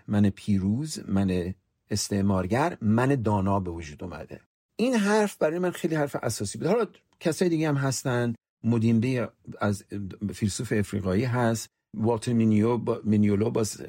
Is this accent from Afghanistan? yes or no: no; southern Iran, Iran; first language Persian; moved away as an adult; now in United States; من ایرونی هستم من مثلا از جنوب ایران اومدم